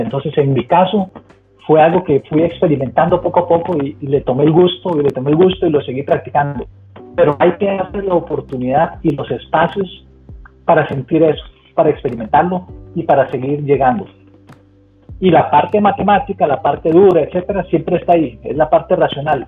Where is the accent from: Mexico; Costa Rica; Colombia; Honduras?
Costa Rica; moved away as an adult; now in Cincinnati, United States; soy 100% tico, muy orgulloso